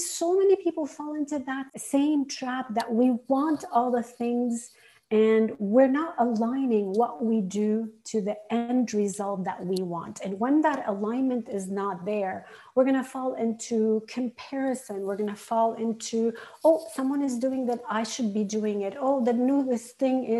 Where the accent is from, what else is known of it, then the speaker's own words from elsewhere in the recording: Lebanon; moved away as an adult; also born or lived in Arizona, United States / Canada; I had grown up in Lebanon, lived my first 16 years in civil war